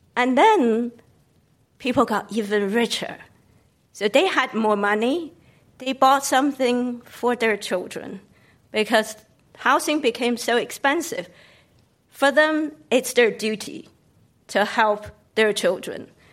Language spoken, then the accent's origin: English; Beijing, China; now in United Kingdom; I grew up in Beijing